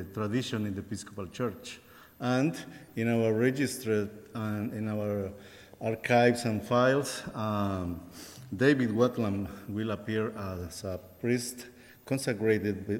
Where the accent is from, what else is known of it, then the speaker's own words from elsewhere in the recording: Guatemala; moved away as an adult; also born or lived in Costa Rica; now in Houston, United States; I am not originally from Costa Rica. I am originally from Guatemala.